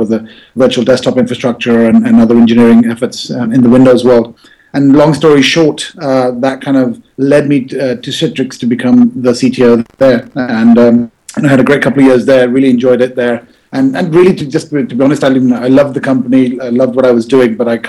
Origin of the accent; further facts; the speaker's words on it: London, United Kingdom; moved away as an adult; also born or lived in Manchester, England; now in New York, United States; I was born in London, West London. So I grew up there, did my schooling in Manchester, England